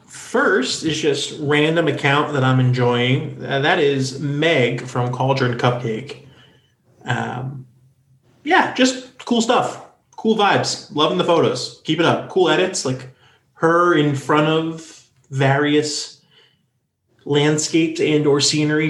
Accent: North Carolina, United States; also born or lived in Northeast US; now in Hartford, United States; based out of my home state of North Carolina

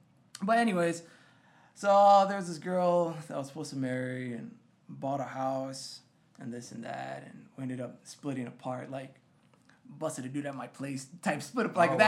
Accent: Swanton, Ohio, United States; moved away; also born or lived in San Marcos, Texas; the town I grew up in outside of Toledo was called Swanton. Very farm town, man.

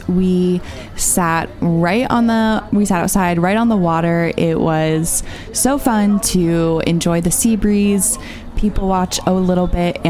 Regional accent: Florida, United States; I'm born and raised in Florida

